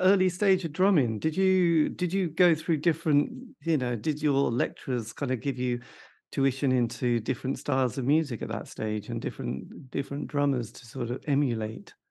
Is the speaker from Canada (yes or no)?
no; East Anglia, East of England, United Kingdom; I come from East Anglia, the depths of the countryside